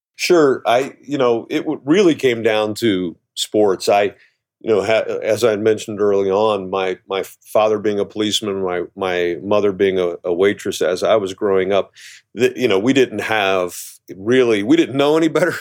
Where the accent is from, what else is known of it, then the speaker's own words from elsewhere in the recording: Cincinnati, Ohio, United States; growing up in Cincinnati, I grew up in the s, eh, you know, went to school in the seventies